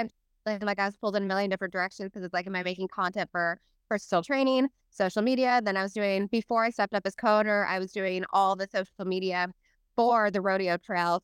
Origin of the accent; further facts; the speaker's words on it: Salinas, California, United States; moved away; I grew up in Salinas